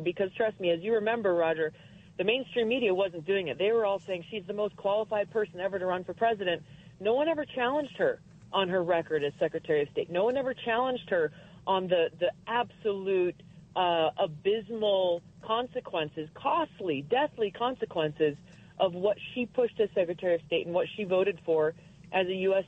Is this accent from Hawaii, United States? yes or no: yes; Hawaii, United States; I grew up in Hawaii, the state that has very, very strict gun laws